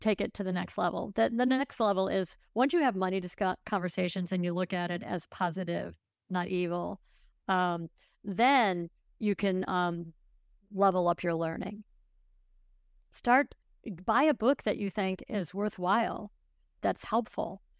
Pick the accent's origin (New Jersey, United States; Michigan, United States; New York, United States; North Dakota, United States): New York, United States; Buffalo; I grew up in Buffalo, New York